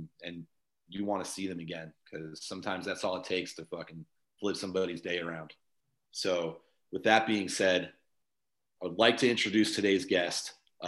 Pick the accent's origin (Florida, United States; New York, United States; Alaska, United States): Florida, United States; Tampa; also born or lived in Burlington, Vermont; I've never left the Tampa Bay area since I was maybe 2 years old